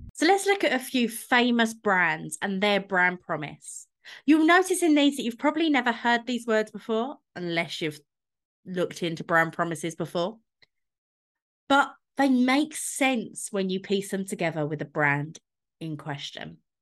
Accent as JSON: {"language": "English", "region": "London", "country": "United Kingdom", "tie": "born or raised there", "said": "I grew up in London, so I've been going into Starbucks since I was about eleven"}